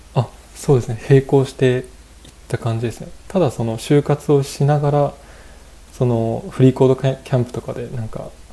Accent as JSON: {"language": "Japanese", "town": "Okuma", "region": "Fukushima", "country": "Japan", "tie": "born or raised there", "also_born_or_lived": "Iwaki, Japan", "said": "自分自身福島県出身なんですけど"}